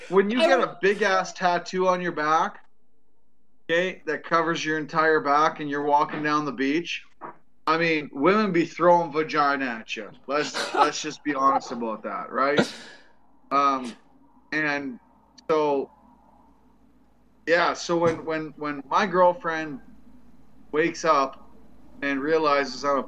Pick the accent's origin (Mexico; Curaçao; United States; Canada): Canada